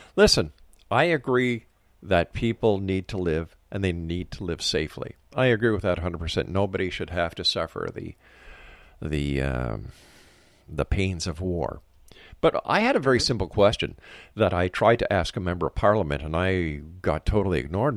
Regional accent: Canada; I, as a Canadian

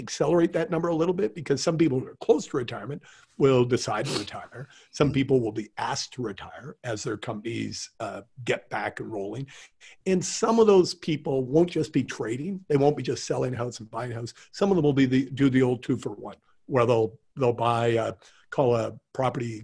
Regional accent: Calgary, Alberta, Canada; moved away; I'm from Calgary originally

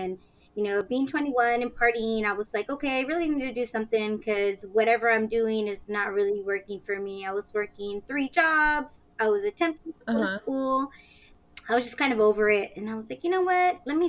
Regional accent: San Antonio, Texas, United States; I was born and raised in San Antonio, Texas, and after 32 crazy years, here I am.

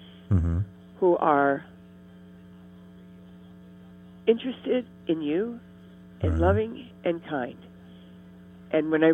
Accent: Ohio, United States; moved away; I grew up in Ohio

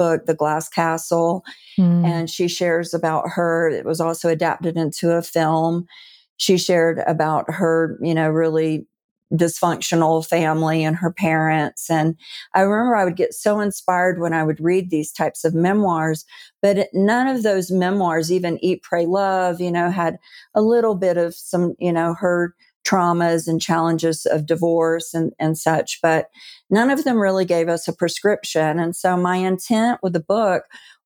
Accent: Deep South, United States; I'm a Southern girl, and I was raised in the Deep South in the Bible Belt.

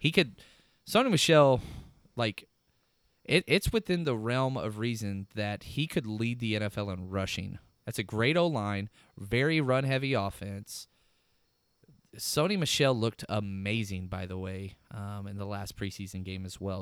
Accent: Dallas, Texas, United States; I'm from Dallas

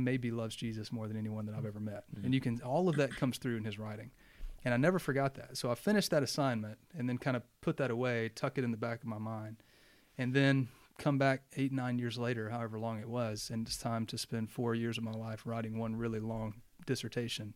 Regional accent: North Mississippi, United States; moved away as an adult; also born or lived in Bristol, United Kingdom; growing up in Mississippi

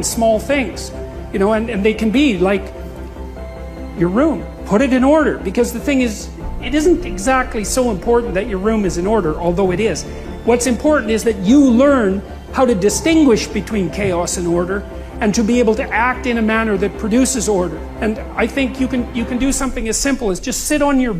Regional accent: Fairview, Alberta, Canada; moved away; I was from Northern Alberta, this rough little town up in Northern Alberta called Fairview. And, you know, there were long winters there, and my friends were heavy drinkers, and most of them dropped out of school by the time they were 15 or 16

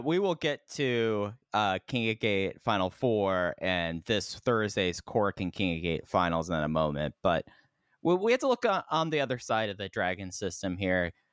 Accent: Dallas, Texas, United States; I grew up in Dallas, Fort Worth

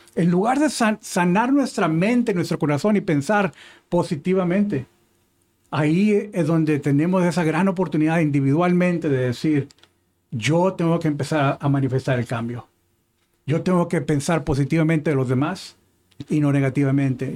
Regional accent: Mexico; yo soy mexicano

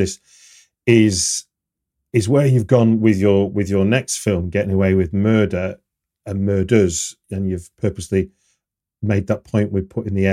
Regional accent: United Kingdom; as a British person

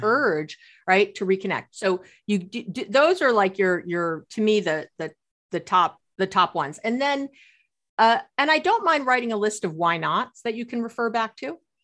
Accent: New York, United States; growing up in New York

